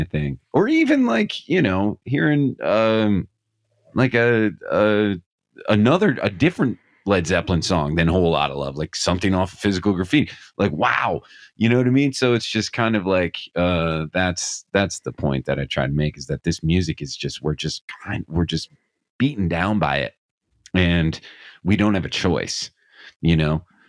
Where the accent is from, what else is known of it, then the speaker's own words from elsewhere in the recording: Scranton, Pennsylvania, United States; I'm from Scranton, Pennsylvania